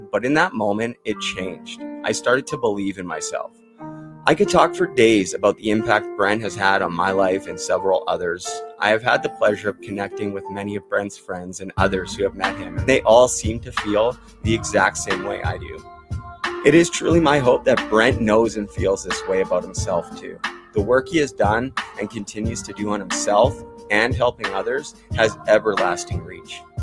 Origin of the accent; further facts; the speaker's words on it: Vancouver, British Columbia, Canada; also born or lived in Port Coquitlam / Muskoka; now in Morrisburg, Canada; I grew up in Vancouver